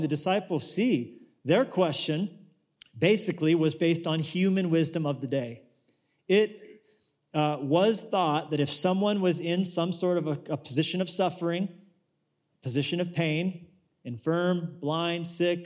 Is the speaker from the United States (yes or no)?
yes; United States; we're from America